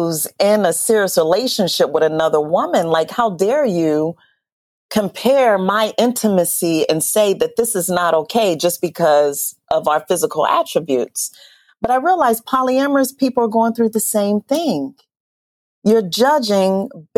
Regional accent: Youngstown, Ohio, United States; moved away; I'm from Youngstown, Ohio, very insulated, very stuck

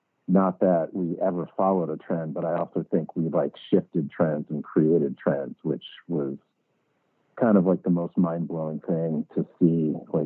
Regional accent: Connecticut, United States; moved away; I grew up in Connecticut, like in a small town, like east of Hartford, so kind of like the middle of nowhere.

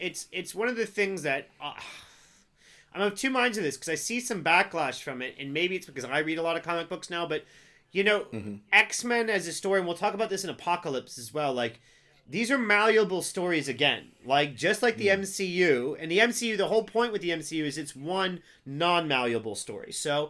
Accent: United States; I'm American

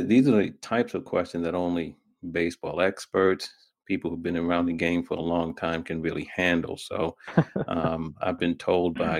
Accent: New York, United States; I'm from New York

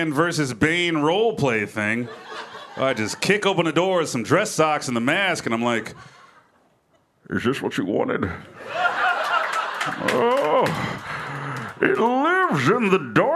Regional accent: Memphis, Tennessee, United States; I'm originally from Memphis, Tennessee. I'm from the South. I got mixed feelings about being where I'm from. I'm a proud Southerner. I love where I grew up

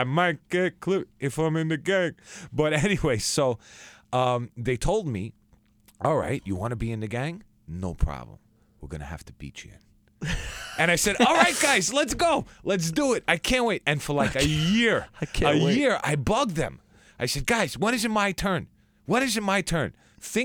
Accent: Merrick, New York, United States; Merrick, Long Island.

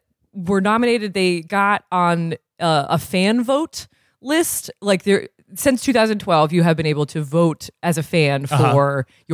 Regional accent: Burlington, Vermont, United States; I'm from Burlington, Vermont.

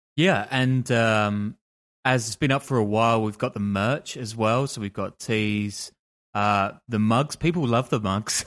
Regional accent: London, United Kingdom; I'm from London

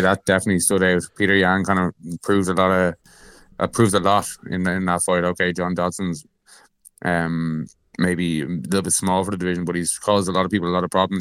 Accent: Ireland; I'm Irish

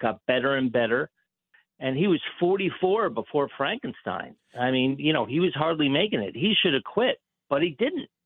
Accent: United States; I grew up in the New York area

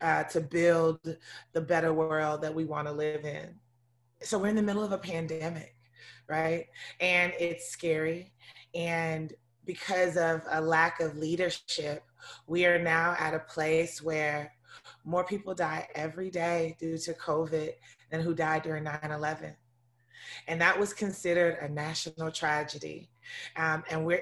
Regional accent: Atlanta, Georgia, United States; also born or lived in Africa; I was born in Africa, but I grew up in Southwest Atlanta.

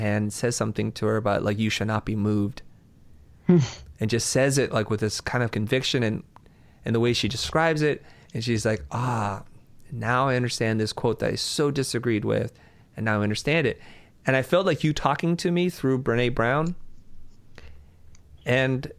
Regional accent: Vietnam; moved away; I'm a refugee from Vietnam

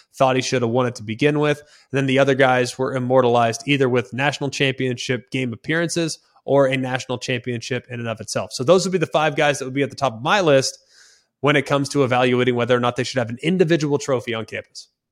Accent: Dallas, Texas, United States; I'm from Dallas, Texas

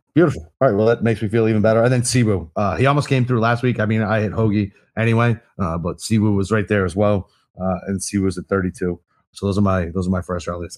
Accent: United States; I'm fucking American

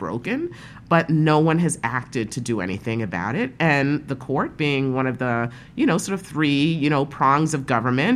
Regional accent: New York City, New York, United States; also born or lived in Park Slope, Brooklyn; I grew up in Brownsville.

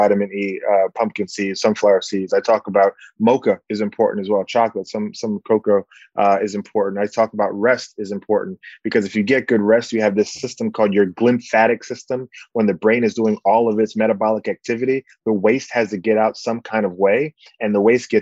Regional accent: Bahamas; my countrymen in the Bahamas

